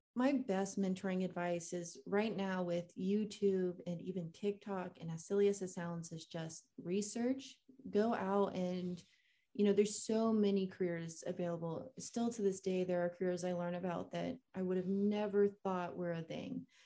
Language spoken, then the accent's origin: English; Kissimmee, Florida, United States; I grew up in Florida, um, in Kissimmee